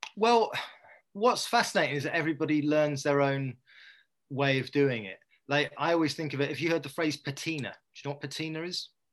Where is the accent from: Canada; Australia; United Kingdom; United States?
United Kingdom; Dorset, South West England; also born or lived in Poole; I come from Dorset